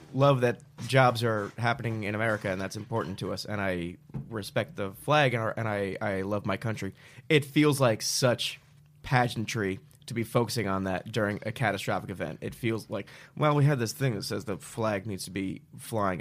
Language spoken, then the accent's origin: English; New Jersey, United States; moved away; I'm from Jersey originally